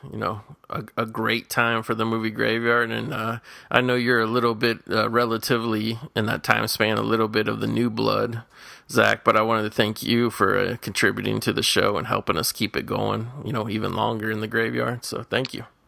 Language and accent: English; Midwest, United States; moved away as an adult; now in California, United States; growing up in the Midwest.